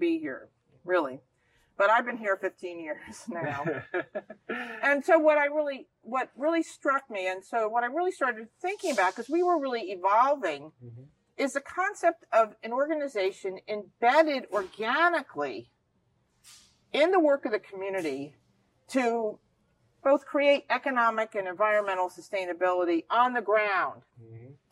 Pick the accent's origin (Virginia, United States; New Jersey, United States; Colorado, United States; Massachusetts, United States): New Jersey, United States; moved away; where I grew up in New Jersey